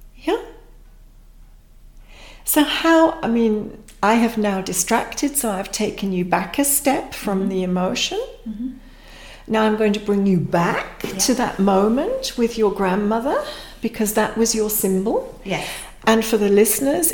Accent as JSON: {"language": "English", "country": "Pakistan", "tie": "born or raised there", "moved": "yes", "lives_now": "United Kingdom", "said": "myself, I'm a Pakistani-born Brit"}